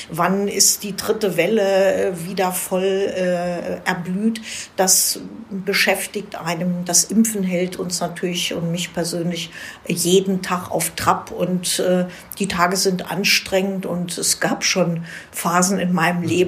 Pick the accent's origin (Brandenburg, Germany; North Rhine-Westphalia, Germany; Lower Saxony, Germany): Brandenburg, Germany; Falkensee; Ich war 16 Jahre lang Stadtverordnete in meiner Heimatstadt Falkensee als Fraktionsvorsitzende der äh, grünen Ratsfraktion sozusagen.